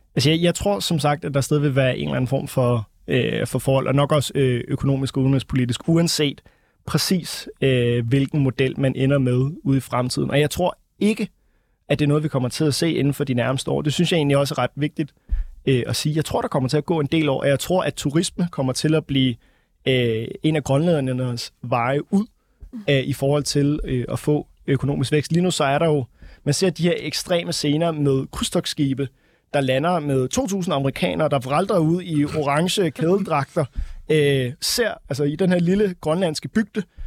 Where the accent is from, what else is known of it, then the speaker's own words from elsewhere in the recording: Denmark; vi som danskere